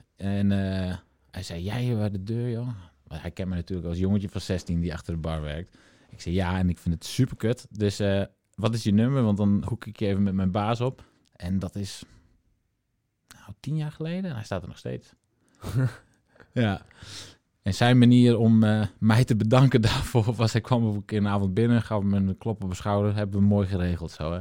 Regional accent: Friesland, Netherlands; moved away; toen wij nog in Friesland woonden... en mijn ouders hadden een mooie woonboerderij

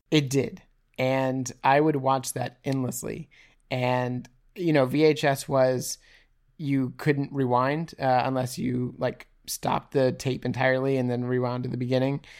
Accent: Houston, Texas, United States; I grew up around Astroworld, uh, in Houston, Texas.

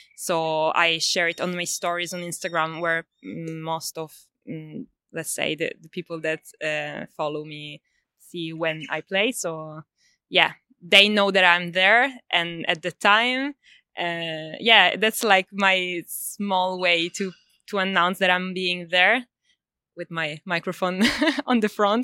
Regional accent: Sicily, Italy; now in Melbourne, Australia; I'm originally from Italy, uh, Sicily.

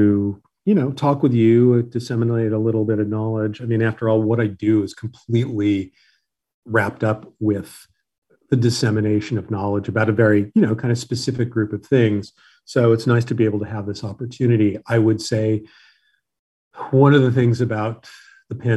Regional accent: Los Angeles, California, United States; And I was born and raised in Los Angeles. I've lived here all of my life

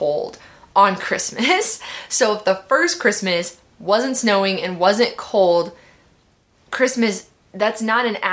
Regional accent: Midwest, United States; I grew up in the Midwest

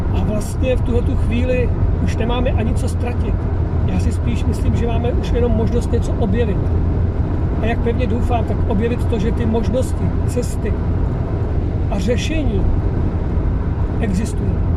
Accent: Czechia; jsem vlastně Čech

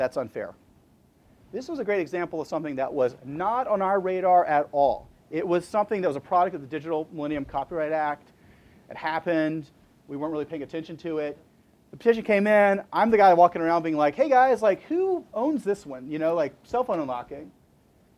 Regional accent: Huntsville, Alabama, United States; I'm from Huntsville, Alabama

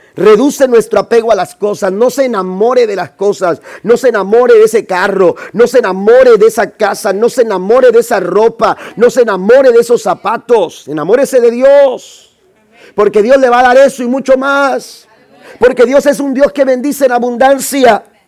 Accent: Mexico; yo soy de México.

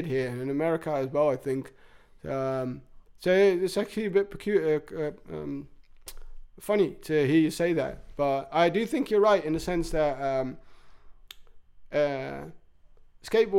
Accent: England, United Kingdom; now in Netherlands; where I grew up in England

